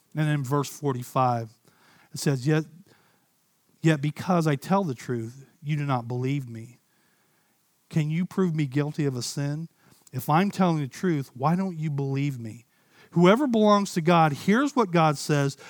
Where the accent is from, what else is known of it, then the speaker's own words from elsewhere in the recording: Ohio, United States; I grew up in Ohio